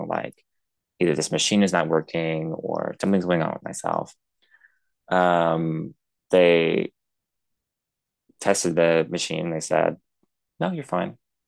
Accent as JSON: {"language": "English", "area": "Tairāwhiti", "region": "Gisborne", "country": "New Zealand", "tie": "born or raised there", "moved": "yes", "said": "We ended up actually moving back to my hometown of Te Rāwhiti"}